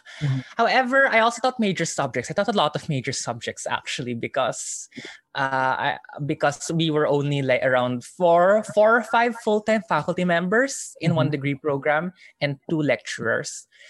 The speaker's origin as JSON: {"language": "English", "town": "Manila", "region": "Metro Manila", "country": "Philippines", "tie": "born or raised there", "also_born_or_lived": "Baguio / San Juan", "moved": "as an adult", "said": "I grew up in Manila, but I spent 2 years in Baguio when I was really young."}